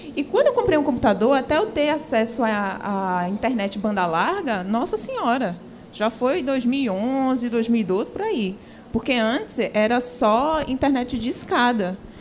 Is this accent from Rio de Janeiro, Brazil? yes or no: no; Pernambuco, Brazil; Eu sou a única pernambucana o, do trio